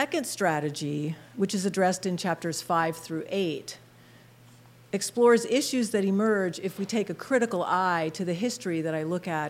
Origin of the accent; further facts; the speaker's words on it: outside of Philadelphia, Pennsylvania, United States; moved away as an adult; also born or lived in Blacksburg, Virginia; now in Harrisburg, United States; I grew up in Pennsylvania, outside of Philadelphia